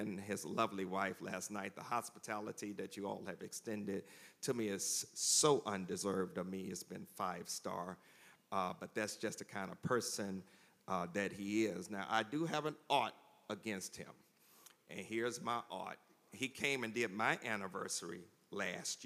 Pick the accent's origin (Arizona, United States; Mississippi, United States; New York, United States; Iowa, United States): Mississippi, United States; now in Charlotte, United States; Mississippi is home. My hometown is 60 miles south of here